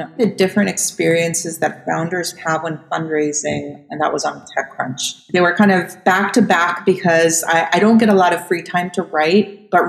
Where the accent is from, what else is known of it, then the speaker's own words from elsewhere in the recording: Costa Rica; born there; I was born in Costa Rica. So what happened was my grandparents are actually from Poland.